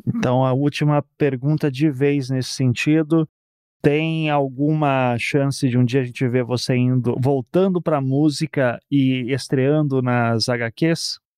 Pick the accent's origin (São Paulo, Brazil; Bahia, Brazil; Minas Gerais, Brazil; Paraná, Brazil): Paraná, Brazil; Curitiba; also born or lived in Recife; eu sou de Curitiba, mas nasci em Recife também